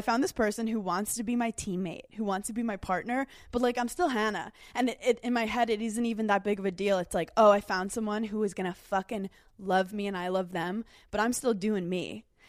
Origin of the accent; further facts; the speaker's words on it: New York City, New York, United States; I'm a girl from Brooklyn